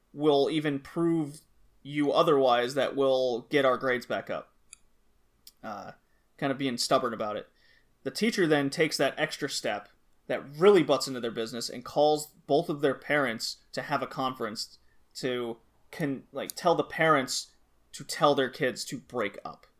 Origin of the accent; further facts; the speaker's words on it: United States; now in Germany; I'm American